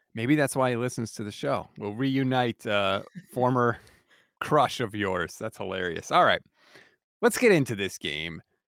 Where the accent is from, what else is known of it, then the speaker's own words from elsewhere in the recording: Connecticut, United States; I'm born and bred in Connecticut